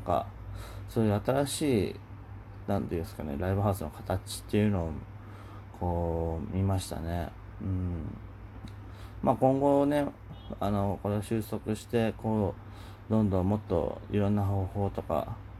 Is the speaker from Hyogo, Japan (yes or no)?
no; Kyushu, Oita, Japan; moved away; 僕九州出身で、まあ大分ですけど